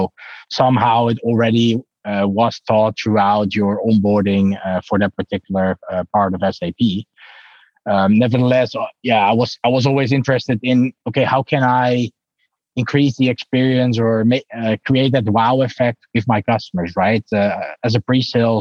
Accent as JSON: {"language": "English", "country": "Netherlands", "said": "I'm really from the Netherlands"}